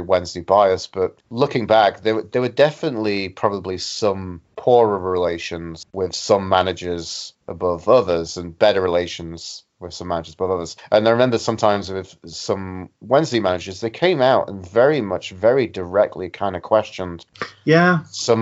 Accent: Sheffield, Yorkshire and the Humber, United Kingdom; moved away as an adult; now in Canada; I was in Sheffield, my hometown, and living there before I decided to drop everything and move to Canada like I am now

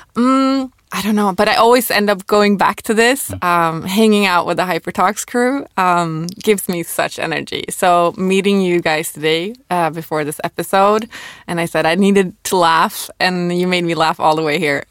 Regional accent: Sweden; I'm from Sweden

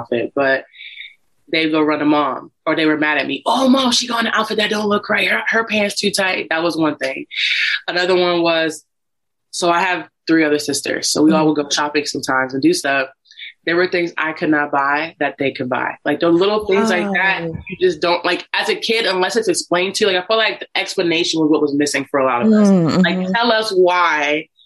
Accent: Warren, Ohio, United States; moved away as an adult; originally from the Midwest. I'm from Ohio, a small place called Warren, Ohio. But I moved here about 2 years ago

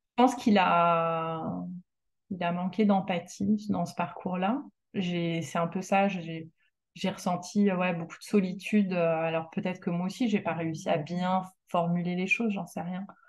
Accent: France; moved away as an adult; also born or lived in Canada; même si je suis devenue canadienne, je suis quand même euh, française. Je suis née en France.

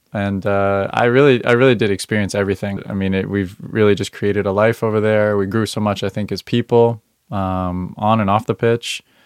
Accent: Northern Virginia, United States; I grew up in Northern Virginia

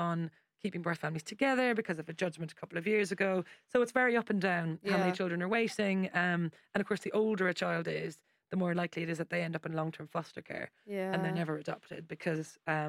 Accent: Ireland; I've got like a million nieces and nephews because I'm Irish.

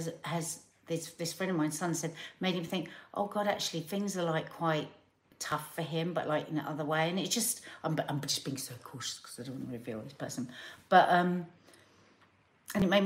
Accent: London, United Kingdom; accent: South London; my South London accent

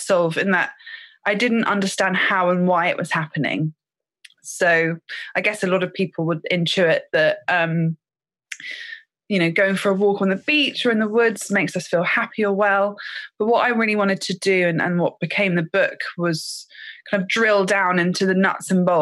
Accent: Thames Valley, South East England, United Kingdom; I grew up in the Thames Valley in quite an urban area

